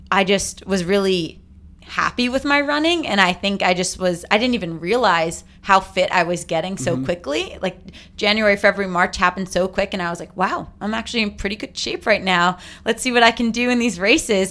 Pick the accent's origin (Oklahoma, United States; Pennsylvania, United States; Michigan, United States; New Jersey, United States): New Jersey, United States; Tenafly; I'm from New Jersey